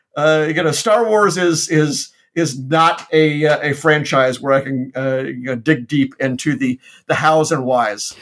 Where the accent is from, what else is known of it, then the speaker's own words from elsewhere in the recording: Memphis, Tennessee, United States; moved away; my hometown in uh, in Memphis, Tennessee